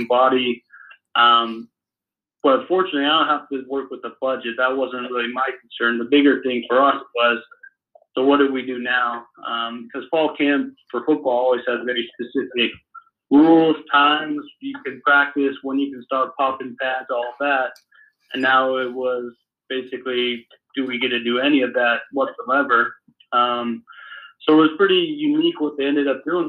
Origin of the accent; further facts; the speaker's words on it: Salt Lake City, Utah, United States; now in Huntsville, United States; I grew up in Salt Lake